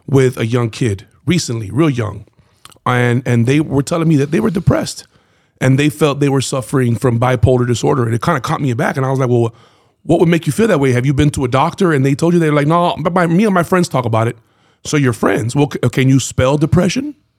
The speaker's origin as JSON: {"language": "English", "town": "Miami", "region": "Florida", "country": "United States", "tie": "born or raised there", "said": "so growing up in Miami"}